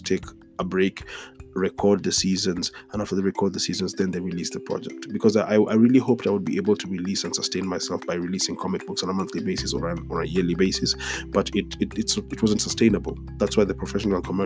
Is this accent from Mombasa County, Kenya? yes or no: no; Nairobi, Kenya; this episode is a few blocks away from the road I grew up on. And I've said it on this podcast before. Growing up on Gong Road